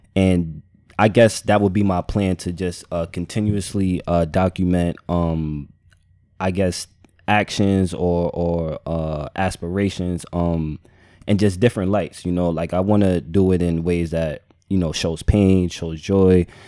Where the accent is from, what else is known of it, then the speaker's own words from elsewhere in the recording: United States; I'm just American